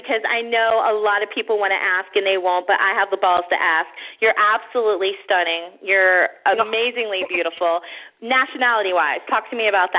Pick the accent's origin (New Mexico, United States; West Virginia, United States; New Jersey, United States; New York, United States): New Jersey, United States; accent: Jersey; moved away as an adult; also born or lived in Nashville, Tennessee; I'm originally from Jersey, so I had the real, like, the Jersey accent